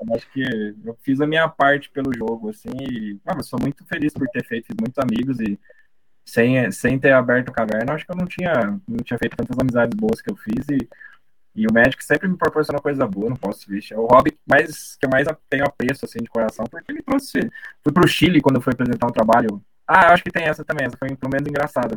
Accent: Brazil; Não fui muito bem recebido como brasileiro

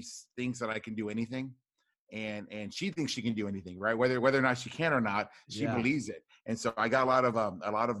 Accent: Rio Grande Valley, deep South Texas, United States; I grew up in the Rio Grande Valley, which is deep South Texas.

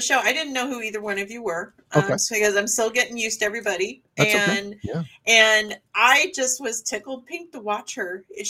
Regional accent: Cottage Grove, Oregon, United States; moved away as an adult; also born or lived in Iowa / Portland, Oregon / California; now in Tennessee, United States; I was raised in Oregon. Okay. I was born in Iowa, raised in Oregon, raised in Cottage Grove, Oregon, lived in Portland for years, went to California against my will, moved back up to Portland, and it was no longer my home.

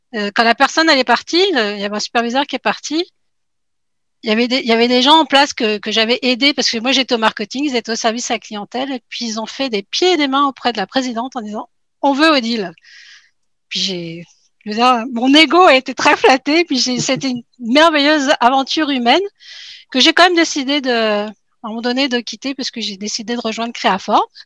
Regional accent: France; moved away as an adult; now in Quebec, Canada; je suis une Française qui est arrivée il y a 11 ans au Québec, puis euh, bien décidée à y rester

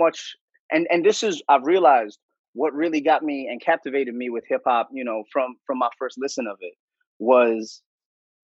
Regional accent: Delaware, United States; first language English; moved away as an adult; also born or lived in Connecticut; now in Los Angeles, United States; I actually did grow up in the Northeast, though. I grew up in Delaware and Connecticut, and then I made the move out to L.A. Like 7 to 8 years ago

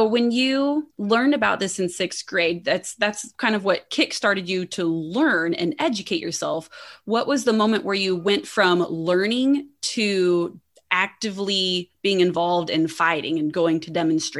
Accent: Indiana, United States; moved away; also born or lived in Florida; I grew up in Indiana where we have tornadoes and that's a normal thing for us. And then I lived in Florida for a few years where hurricanes were quite the event.

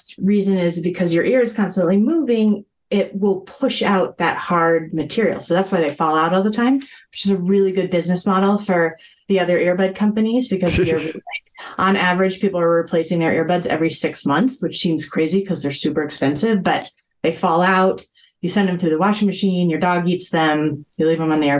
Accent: Boulder, Colorado, United States; moved away as an adult; I grew up in Boulder, Colorado

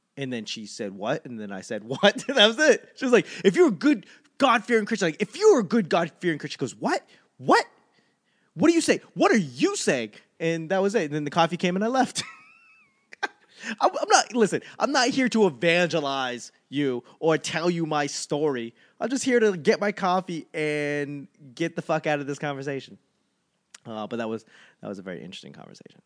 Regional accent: Boston, Massachusetts, United States; moved away; also born or lived in Los Angeles; I'm from Boston, but I lived in L A long enough

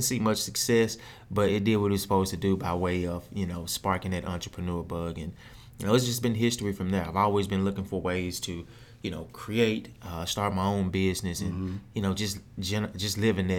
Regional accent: Memphis, Tennessee, United States; So I'm originally from Memphis. {S0} Okay. {S1} Grew up actually in Orange Mountain. Spent a little bit of time in North Memphis.

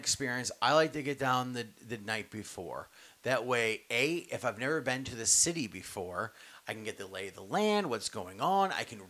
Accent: New York, United States; I'm from New York.

